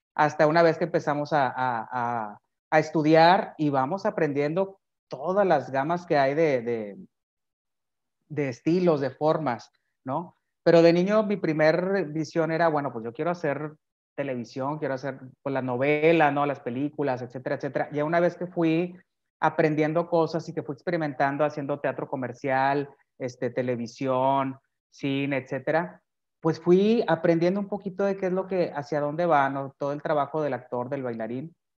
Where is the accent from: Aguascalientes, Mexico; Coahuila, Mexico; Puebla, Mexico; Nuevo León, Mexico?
Nuevo León, Mexico; Monterrey; yo nací aquí en Monterrey, Nuevo León, y he vivido aquí siempre